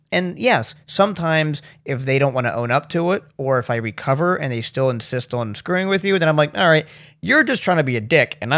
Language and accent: English; Baltimore, Maryland, United States; South Baltimore. Well, everybody calls it Federal Hill now to make it sound all swanky